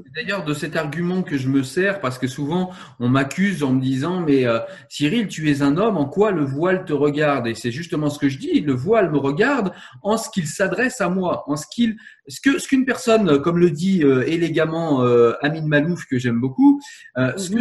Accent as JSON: {"language": "French", "country": "France", "said": "Je suis français"}